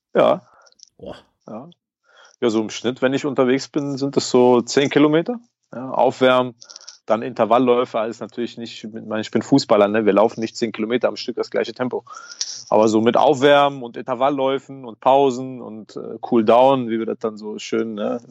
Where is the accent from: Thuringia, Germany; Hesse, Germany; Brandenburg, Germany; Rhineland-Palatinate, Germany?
Rhineland-Palatinate, Germany; Diez; wir sind zusammen groß geworden in Dietz